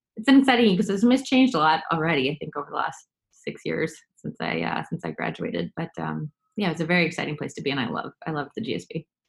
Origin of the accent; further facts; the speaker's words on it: New York City, New York, United States; now in Boston, United States; I grew up in New York City, uh, but both my parents are from Boston or the Boston area